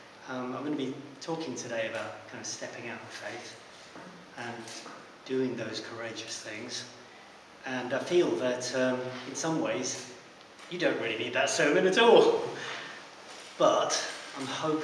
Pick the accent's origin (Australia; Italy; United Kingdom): United Kingdom; High Wycombe, South East England; I hail from High Wycombe